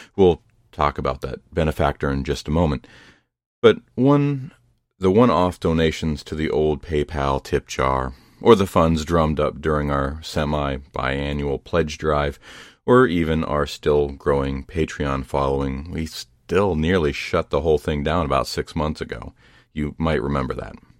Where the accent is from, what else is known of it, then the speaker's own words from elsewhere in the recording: Ohio, United States; Ohio, my home state